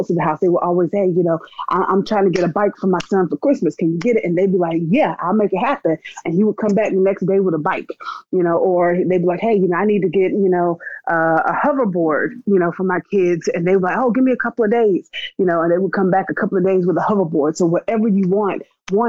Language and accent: English; Wilson, North Carolina, United States; I grew up in North Carolina. I was born in North Carolina in a little town called Wide Awake Wilson